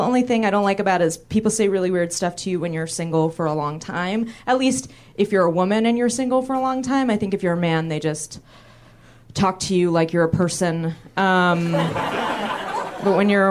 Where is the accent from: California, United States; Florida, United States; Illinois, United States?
California, United States; San Francisco; I'm from San Francisco